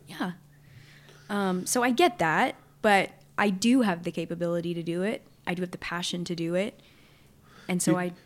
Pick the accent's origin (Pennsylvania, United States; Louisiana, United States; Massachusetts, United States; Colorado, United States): Louisiana, United States; Southwest; I grew up in Southwest Louisiana, still live there